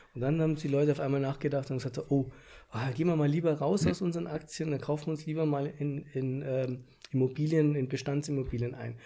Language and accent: German; Bavaria, Germany; bei uns in Bayern